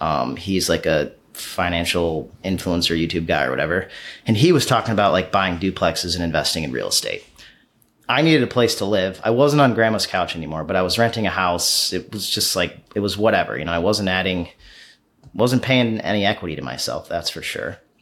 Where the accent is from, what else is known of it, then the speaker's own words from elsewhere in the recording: Pittsfield, Massachusetts, United States; moved away; Pittsfield, Massachusetts. It's my hometown. It's where I was born. Um, I moved away for a long time